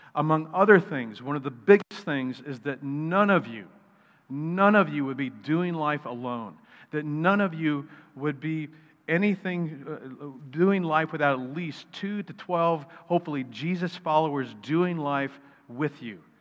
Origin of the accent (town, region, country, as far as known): United States